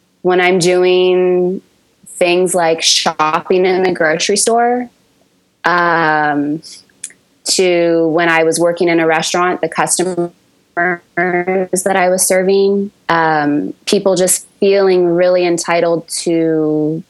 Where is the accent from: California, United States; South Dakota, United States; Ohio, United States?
California, United States; San Francisco Bay Area; where I grew up in the San Francisco Bay Area, in a suburb of the Bay